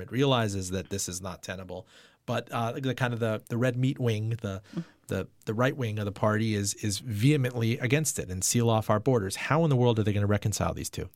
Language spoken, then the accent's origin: English; Miami, Florida, United States; English is a second language; also born or lived in Iran; you and I are from Miami, and I came from Iran to Miami legally